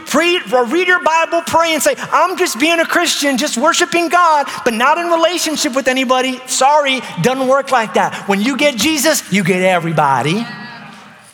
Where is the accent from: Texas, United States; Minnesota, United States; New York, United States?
New York, United States; moved away; I was from New York